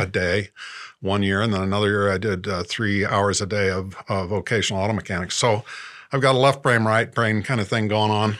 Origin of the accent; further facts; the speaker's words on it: Indianapolis, Indiana, United States; moved away; also born or lived in New York City / Los Angeles; I'm from Indianapolis, Indiana. Uh, Grew up there in suburbia